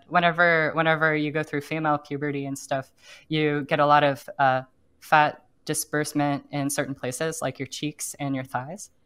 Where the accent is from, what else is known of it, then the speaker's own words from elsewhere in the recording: Oklahoma, United States; now in San Francisco, United States; I grew up in Oklahoma